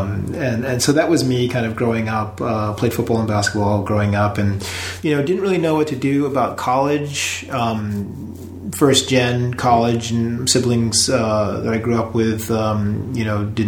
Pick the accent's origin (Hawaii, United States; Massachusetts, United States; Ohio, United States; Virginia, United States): Massachusetts, United States; I was born there